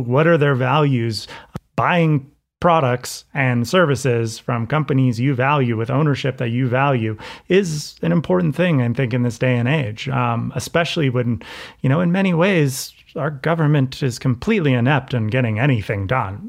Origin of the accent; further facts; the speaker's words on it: United States; an American culture that is so obsessed with winning